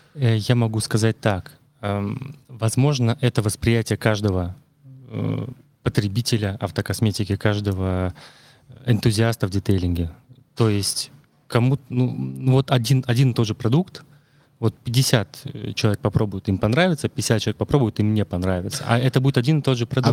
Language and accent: Russian; Murmansk, Murmansk Oblast, Russia; moved away; я из Мурманска